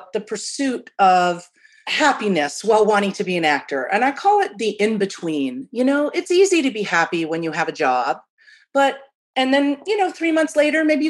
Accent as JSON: {"language": "English", "region": "Midwest", "country": "United States", "tie": "born or raised there", "said": "as a kid from the Midwest"}